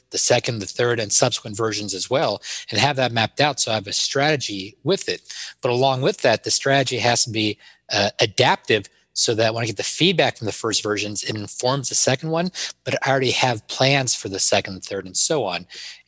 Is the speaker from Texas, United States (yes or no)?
no; Richmond, Virginia, United States; My hometown of Richmond, Virginia is where Circuit City was headquartered